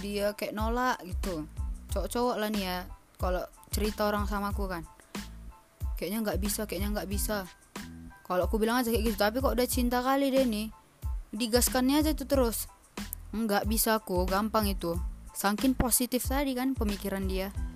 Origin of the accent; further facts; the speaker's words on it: Medan, North Sumatra, Indonesia; Medan Gak Medan-Medan kali juga sih Sumatera Utara lebih tepatnya